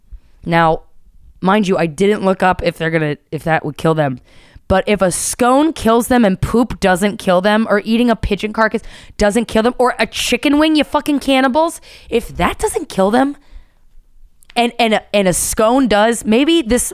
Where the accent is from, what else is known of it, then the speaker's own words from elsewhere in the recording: Philadelphia, Pennsylvania, United States; accent: Philly; Now, see, my Philly accent melds with the Canada accent too much, and it doesn't work out.